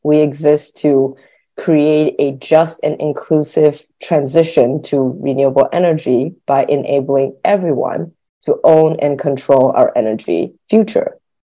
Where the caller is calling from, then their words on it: Berkeley, California, United States; I am calling in from California, very close to Daniel in Berkeley